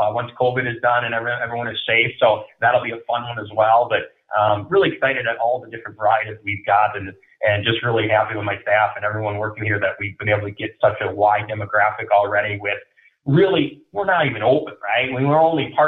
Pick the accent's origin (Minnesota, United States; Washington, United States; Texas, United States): Minnesota, United States; moved away as an adult; now in West Des Moines, United States; I come from Minnesota. I'm a hockey guy